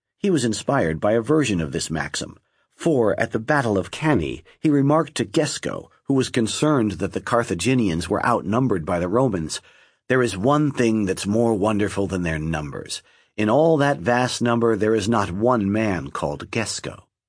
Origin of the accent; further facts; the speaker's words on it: Lebanon; I grew up in Lebanon at the time when the population was about half Christian